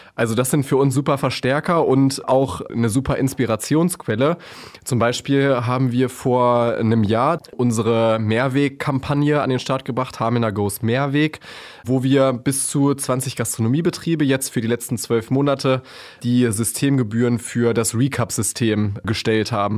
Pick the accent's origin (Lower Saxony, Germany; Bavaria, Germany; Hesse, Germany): Lower Saxony, Germany; Hameln; moved away as an adult; Ich bin äh, waschechter Hamelner sozusagen, also ein richtiger Local.